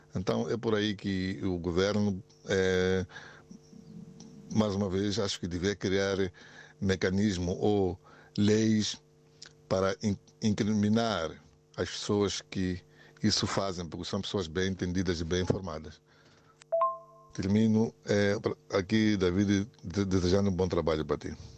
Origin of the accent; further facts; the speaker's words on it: Catembe, Maputo City, Mozambique; eu sou daqui da Catembe